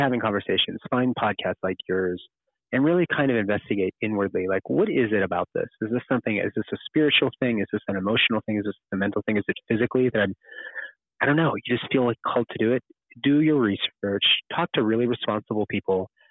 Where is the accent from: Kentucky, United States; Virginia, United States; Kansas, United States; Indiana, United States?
Kentucky, United States; Kentucky. That's my home state.